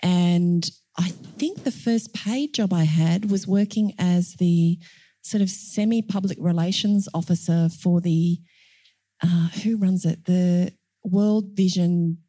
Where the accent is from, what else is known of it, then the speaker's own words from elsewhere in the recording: Warren, New South Wales, Australia; moved away; who was another country girl, I grew up in around Warren, Northwest